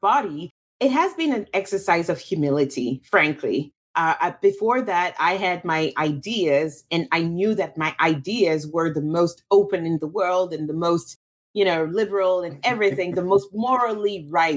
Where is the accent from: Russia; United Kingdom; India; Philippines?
Russia; also born or lived in Cameroon / France; now in United States; I'm from Cameroon. I grew up in Russia, lived in France, now live in the United States.